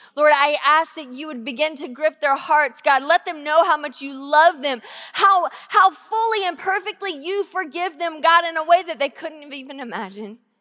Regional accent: Georgia, United States; now in Tacoma, United States; I grew up in Georgia, in a really small town

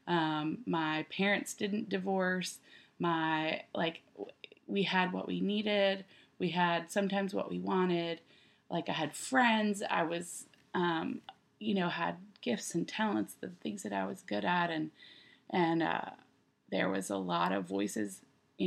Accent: Texas, United States; now in Nashville, United States; I grew up in Texas

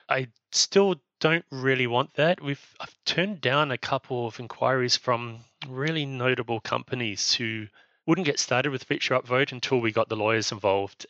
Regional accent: New Zealand; now in Spain; I'm from New Zealand, but I'm living in Spain

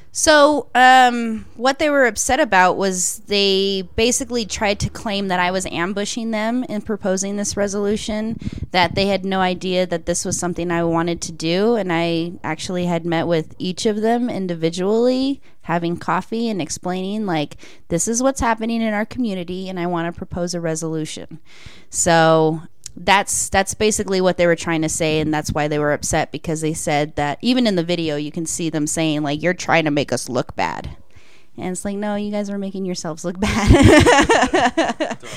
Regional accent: Greeley, Colorado, United States; I was born and raised in Greeley

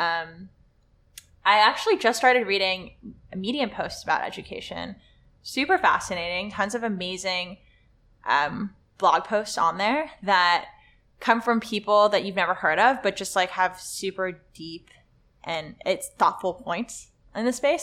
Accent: Los Angeles, California, United States; English is a second language; I went to Le Lycée Français, which is a French high school in L

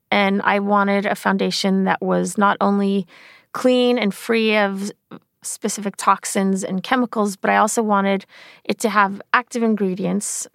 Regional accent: Sweden; moved away; I grew up in Sweden

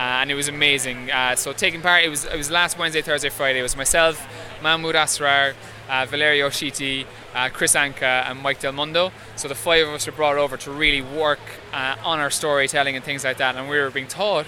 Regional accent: Ireland; moved away as an adult; now in New York, United States; I'm from Ireland

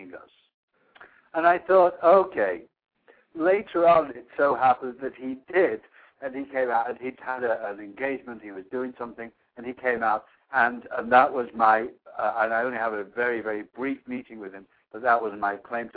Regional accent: Manchester, North West England, United Kingdom; accent: British; now in Monterey County, United States; I grew up in Manchester, which is about 21 miles away from Liverpool.

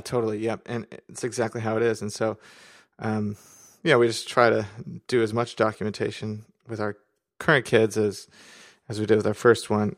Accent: San Diego, California, United States; moved away as an adult; now in Washington State, United States; right now I'm in Washington State, but really I'm from San Diego

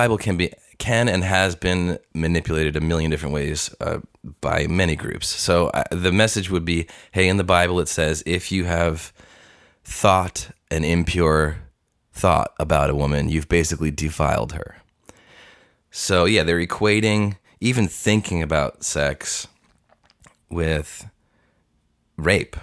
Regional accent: Long Island, New York, United States; moved away as an adult; also born or lived in Tulsa, Oklahoma; I'm coming from Long Island, where I didn't know Christians

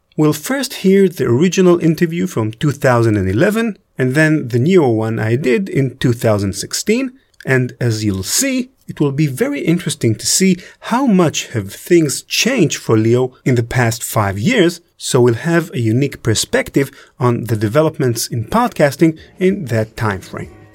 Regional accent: Israel; I'm from Israel

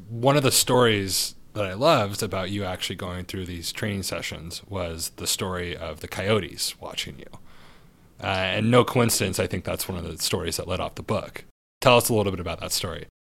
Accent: Santa Barbara, California, United States; I'm from Santa Barbara

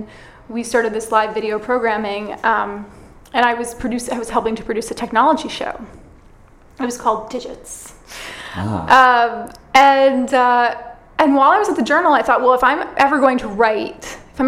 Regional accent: Connecticut, United States; moved away as an adult; also born or lived in Massachusetts / New York City, United States; now in California, United States; I'm from Connecticut originally

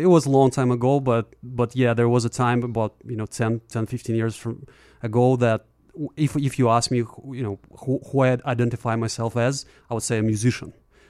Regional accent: far eastern region of Russia, Russian Far East, Russia; English is a second language; moved away as an adult; also born or lived in St. Petersburg, Russia / New York area, United States; now in Florida, United States; I'm originally from Russia. I originally grew up in very far eastern region of Russia near China and Japan.

